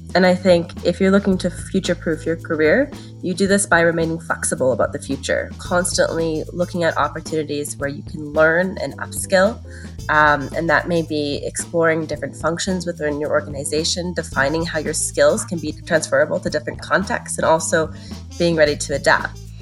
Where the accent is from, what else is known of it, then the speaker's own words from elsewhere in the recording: Canada; moved away as an adult; now in France; I'm originally from Canada, which is where I studied